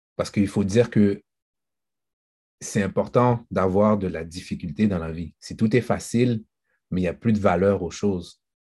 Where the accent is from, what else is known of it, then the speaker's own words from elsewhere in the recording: Haiti; en tant qu'haïtien